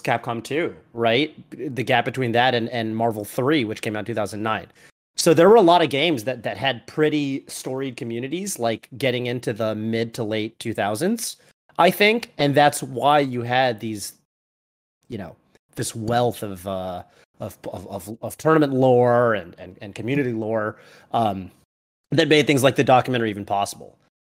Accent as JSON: {"language": "English", "region": "New England", "country": "United States", "said": "I'm from New England"}